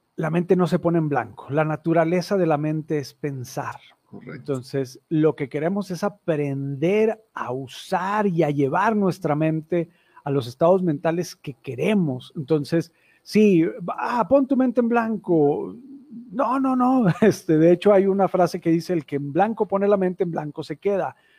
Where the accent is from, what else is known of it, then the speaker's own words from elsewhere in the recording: Mexico; also born or lived in Torreón; un antecedente como muchos mexicanos muy, muy, muy este, religioso y católico en mi familia